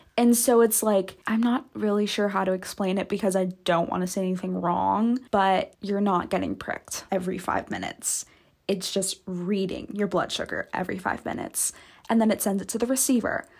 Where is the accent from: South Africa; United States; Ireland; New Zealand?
United States; Santa Barbara, California; moved away; I'm actually currently back at home right now, like my hometown, the Santa Barbara, California